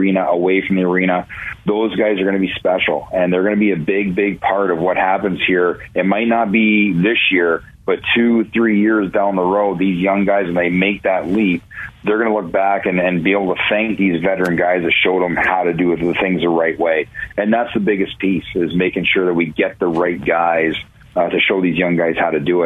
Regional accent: Ontario, Canada; now in Cleveland, United States; growing up in Ontario

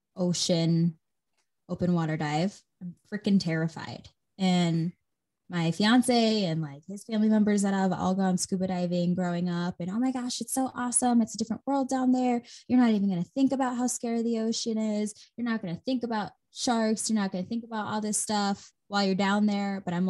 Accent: Midwest, United States; Gosh, you know how I know I'm for sure from the Midwest?

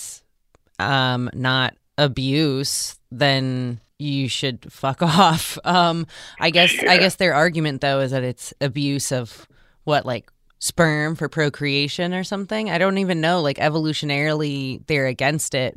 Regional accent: Tallmadge, Ohio, United States; growing up in Talmadge, Ohio

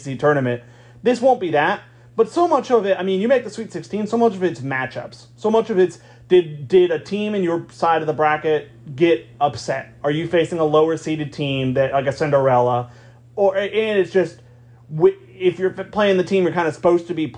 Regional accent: United States; also born or lived in Virginia / Georgia; growing up in Virginia and Georgia

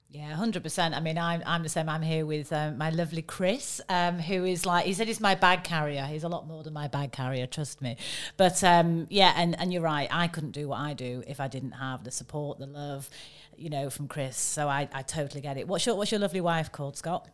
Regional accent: United Kingdom; I'm a Brit

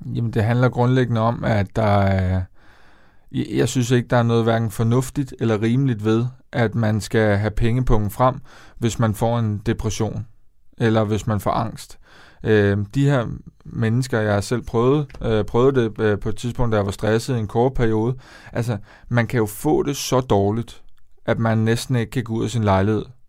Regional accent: Denmark; moved away as an adult; also born or lived in Copenhagen; jeg skal tilbage til der, hvor jeg kommer fra. Jeg skal, jeg skal tilbage til provinsen

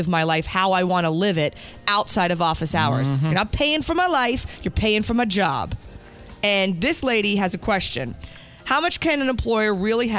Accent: New Jersey, United States; moved away; my parents were born in New York, I grew up in New Jersey

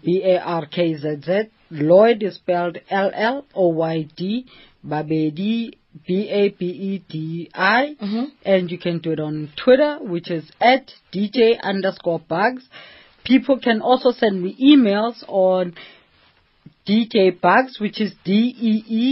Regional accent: Johannesburg, Gauteng, South Africa; I was born and bred in Alex.

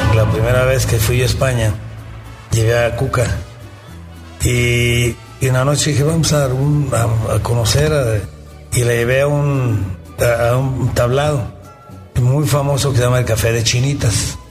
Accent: Mexico; yo soy mexicano

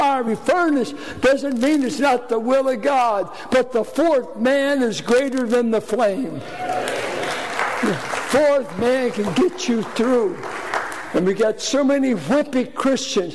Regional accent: Richmond, Virginia, United States; born or raised there

